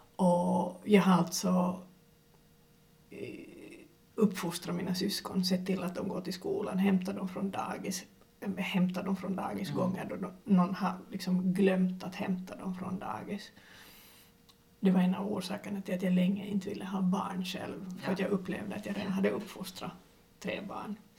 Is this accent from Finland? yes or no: yes; Finland; jag är finlandssvensk